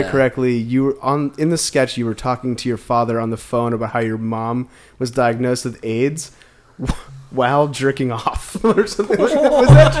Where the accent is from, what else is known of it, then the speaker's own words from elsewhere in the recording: Maine, United States; now in Los Angeles, United States; I'd say like 95% of my friends are from Massachusetts or New Hampshire, and I grew up in Maine